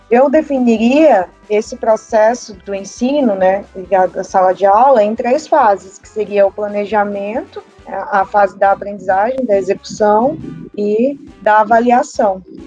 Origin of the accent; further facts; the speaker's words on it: Rondônia, Brazil; moved away as an adult; now in Itacoatiara, Brazil; fui professora numa faculdade lá da minha região, que é Rondônia Amazônia